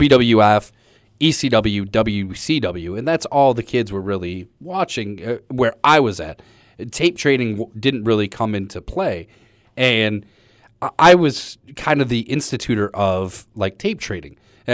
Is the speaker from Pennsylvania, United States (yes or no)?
yes; Scranton, Pennsylvania, United States; also born or lived in Cleveland, United States; I'm originally from Scranton, Pennsylvania, but my family kind of bounced between Cleveland and Scranton